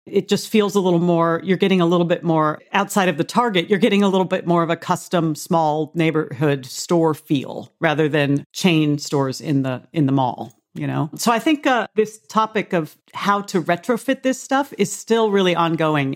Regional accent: Arizona, United States; now in Indianapolis, United States; where I grew up in Arizona

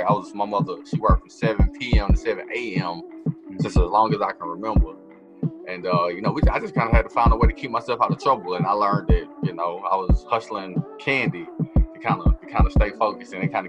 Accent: Atlanta, Georgia, United States; accent: Southern; also born or lived in Tallahassee, Florida; I was born in Atlanta. Atlanta, Georgia. Raised in Atlanta. And then for the past 12 or so years, I've been residing on and off in Tallahassee, between Tallahassee and Atlanta.

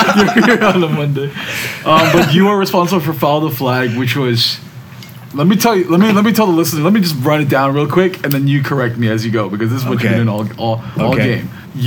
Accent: New Jersey, United States; accent: Jersey; now in Los Angeles, United States; That's my Jersey accent coming out.

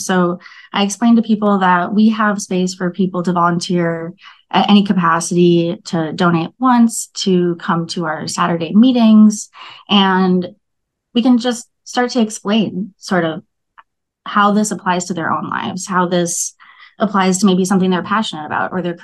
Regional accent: Minneapolis, Minnesota, United States; I was born and raised in South Minneapolis

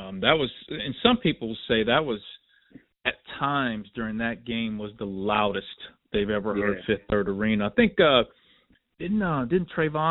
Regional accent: Cincinnati, Ohio, United States; And I'm from Cincinnati

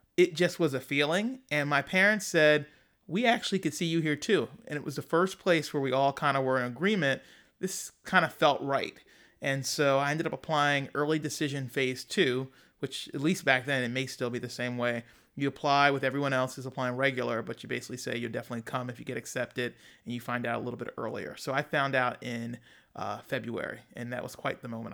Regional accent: Philadelphia, Pennsylvania, United States; I was from Philadelphia

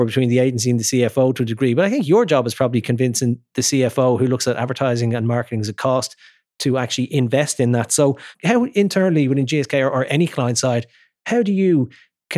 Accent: Ireland

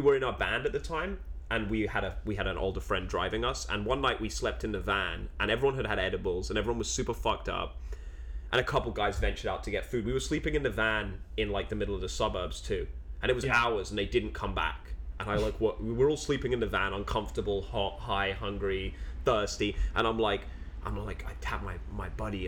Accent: London, United Kingdom; moved away; growing up in London

